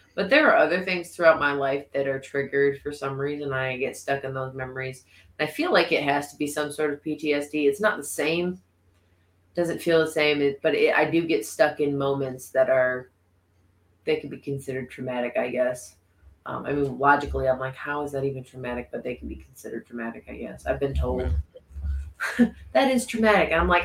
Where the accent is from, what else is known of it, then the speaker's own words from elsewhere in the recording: Corning, New York, United States; I was from Corning, so.